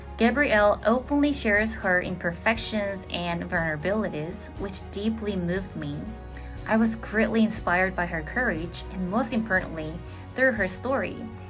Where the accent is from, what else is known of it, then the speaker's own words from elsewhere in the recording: South Korea; from South Korea.